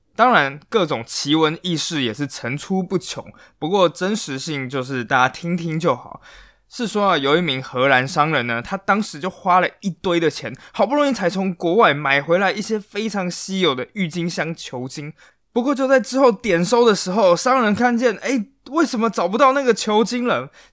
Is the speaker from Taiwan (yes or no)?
yes; Taiwan; 我们台湾人